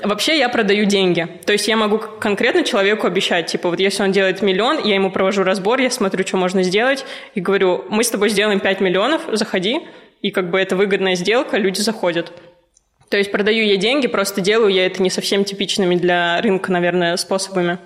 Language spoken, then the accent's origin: Russian; Ufa, Bashkortostan, Russia; moved away; also born or lived in Moscow; Я из Уфы